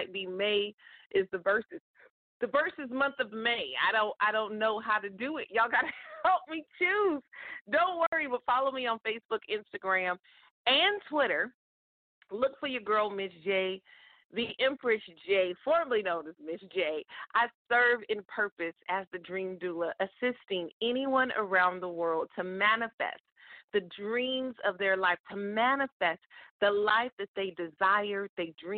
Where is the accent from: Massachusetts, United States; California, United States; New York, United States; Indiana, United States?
California, United States; Stockton; my hometown in the 209 in Stockton, California